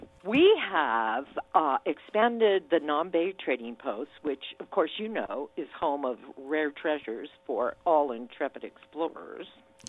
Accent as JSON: {"language": "English", "area": "Cheyenne River Sioux Reservation", "region": "South Dakota", "country": "United States", "tie": "born or raised there", "said": "Yeah, I grew up on Cheyenne River Sioux Reservation in South Dakota"}